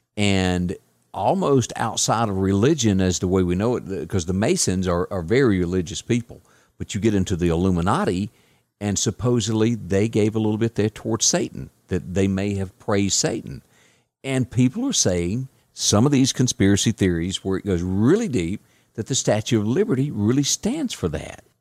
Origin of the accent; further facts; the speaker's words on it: Deep South, United States; I'm from the deep South, but I'm an American